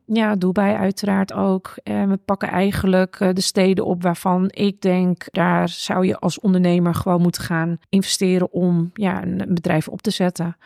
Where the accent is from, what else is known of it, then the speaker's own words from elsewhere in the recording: Netherlands; also born or lived in Japan; die twee eh, nationaliteiten waar ik ben opgegroeid. En dat Nederlandse van gewoon je kan tegen iedereen praten, het maakt niet uit